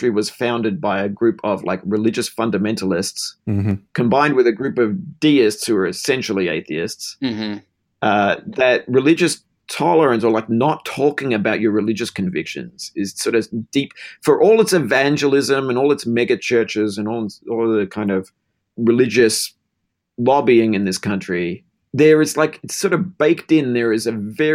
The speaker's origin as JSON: {"language": "English", "town": "Melbourne", "region": "Victoria", "country": "Australia", "tie": "born or raised there", "said": "I grew up in Melbourne, Australia"}